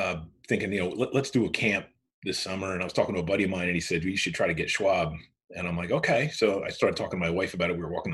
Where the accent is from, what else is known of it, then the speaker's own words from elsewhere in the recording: Central New Jersey, United States; born and raised in Jersey, Central Jersey